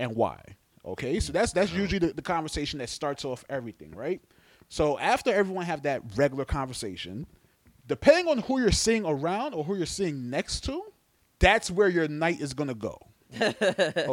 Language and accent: English; New York, United States; I'm from New York